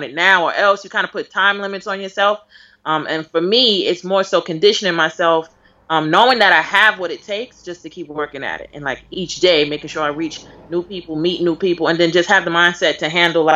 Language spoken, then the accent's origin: English; New York City, New York, United States; I'm from Brooklyn